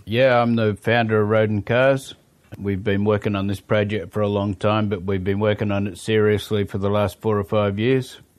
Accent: Sydney, New South Wales, Australia; moved away as an adult; now in New Zealand; I was born in Australia

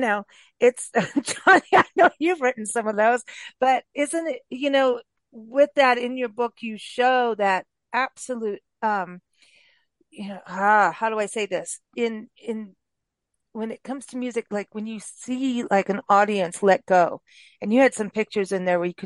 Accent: South Africa; moved away as an adult; also born or lived in Florida, United States; now in United States; I was raised in Africa, and part of it was in the bush with dance, like true tribal stuff. Like I lived with two different tribes as a kid

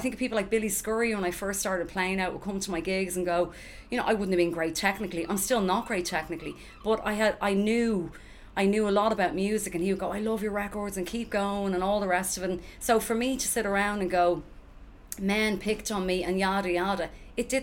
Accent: Dublin, Leinster, Ireland; also born or lived in New York; being from Finglas, like, I probably would have had it

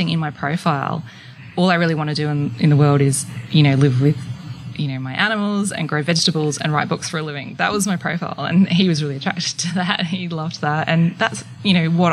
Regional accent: Brisbane, Queensland, Australia; I grew up in Brisbane

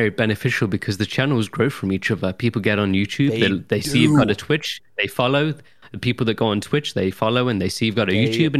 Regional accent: Nottingham, East Midlands, United Kingdom; but I'm well-spoken for a Nottinghamshire lad. Very well-spoken. Whenever I go into town, I've lived in Nottingham all my life, and I get

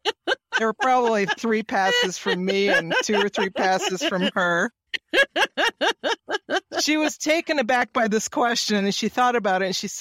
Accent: Kalamazoo, Michigan, United States; now in Poland; Yes, in Michigan. Pretty much I was raised in Kalamazoo and went to university at U of M in Ann Arbor.

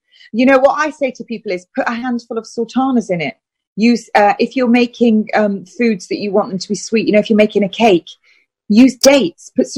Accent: United Kingdom; I'm British.

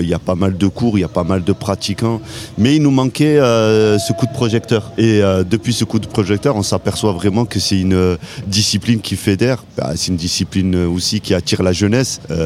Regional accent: Montpellier, Occitania, France; chez nous à Montpellier

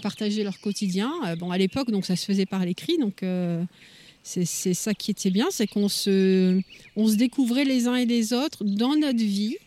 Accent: Lille, Hauts-de-France, France; moved away as an adult; now in Adirondacks, United States; Je suis originaire du nord de la France, de Lille, et ça fait 5 ans que j'habite dans les Adirondacks.

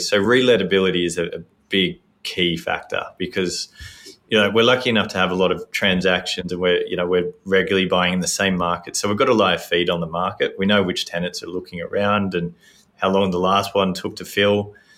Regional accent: Sydney, New South Wales, Australia; born and raised in Sydney

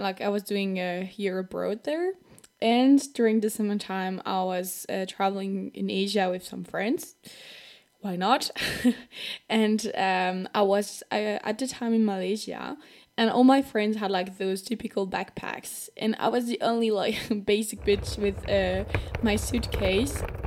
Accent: France; accent: French; English is a second language; If I have a French accent, that's totally normal because I'm from France

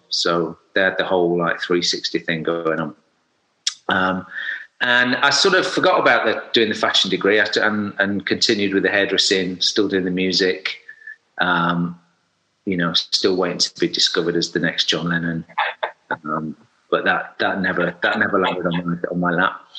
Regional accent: Sheffield, Yorkshire and the Humber, United Kingdom; I'm from Sheffield, so if you, if oh. anybody doesn't know Sheffield, South Yorkshire, um, and I grew up in a sort of you know semi-rural um, setting, not too far from Sheffield town centre

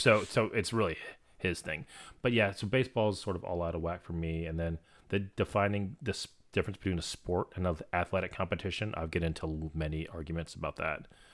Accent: Florida, United States; I'm from Florida

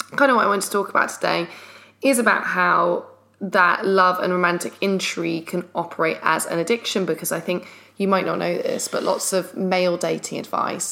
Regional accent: London, United Kingdom; we're from London

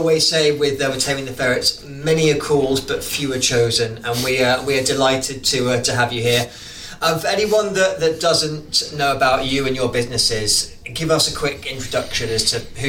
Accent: England, United Kingdom; now in New Zealand; I am an Englishman in New Zealand.

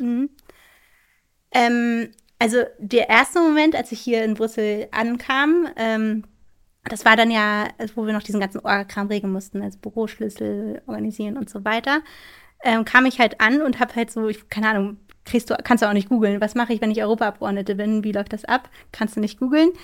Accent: Schleswig-Holstein, Germany; bei uns in Schleswig-Holstein, wo ich herkomme

